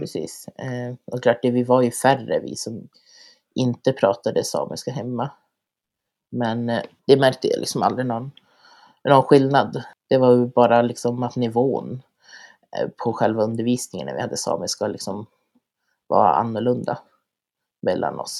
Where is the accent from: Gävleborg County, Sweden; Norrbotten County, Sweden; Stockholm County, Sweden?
Norrbotten County, Sweden; Lannavaara; also born or lived in Kiruna / Karesuando; jag är född och uppvuxen här i Lannavaara där jag har gått eh, sameskola